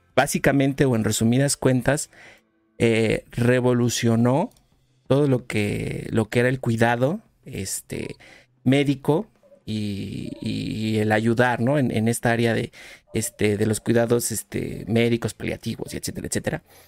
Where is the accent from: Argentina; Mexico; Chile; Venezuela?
Mexico